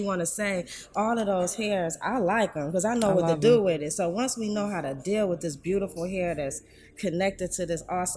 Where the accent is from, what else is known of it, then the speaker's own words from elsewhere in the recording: Detroit, Michigan, United States; I'm born and raised in Detroit.